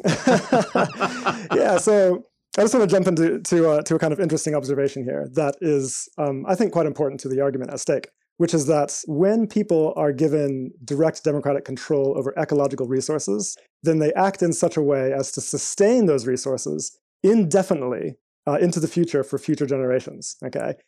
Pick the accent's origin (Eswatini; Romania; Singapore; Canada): Eswatini; also born or lived in United States; now in United Kingdom; I spent most of my life in a small country in Southern Africa called Swaziland